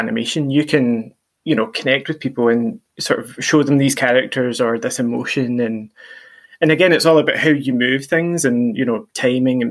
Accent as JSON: {"language": "English", "town": "Ayr", "region": "Scotland", "country": "United Kingdom", "tie": "born or raised there", "moved": "yes", "said": "I grew up in Ayr"}